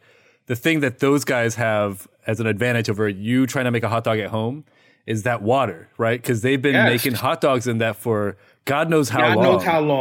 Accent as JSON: {"language": "English", "region": "Midwest", "country": "United States", "tie": "born or raised there", "said": "I grew up in the Midwest"}